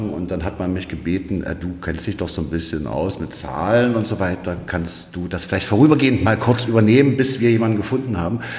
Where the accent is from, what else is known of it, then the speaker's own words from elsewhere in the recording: Dessau, Saxony-Anhalt, Germany; also born or lived in Potsdam; Also eigentlich bin ich ja, komme ich aus Potsdam. Ich bin in Potsdam geboren, ja. äh, dann später aber in Dessau aufgewachsen.